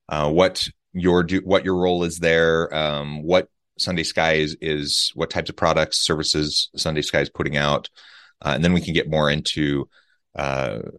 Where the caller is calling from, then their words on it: Utah, United States; I'm south of Salt Lake City in Utah, so it's morning for me.